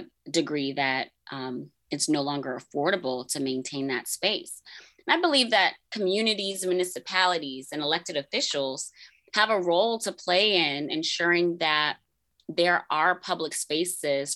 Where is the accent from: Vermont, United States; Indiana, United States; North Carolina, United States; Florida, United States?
Florida, United States; Tampa; where I grew up in Tampa